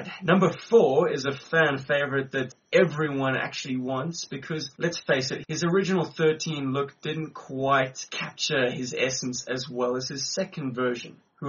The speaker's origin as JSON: {"language": "English", "town": "Johannesburg", "region": "Gauteng", "country": "South Africa", "said": "we are from Johannesburg, we're in South Africa. It's rather unique being South African G.I. Joe collectors."}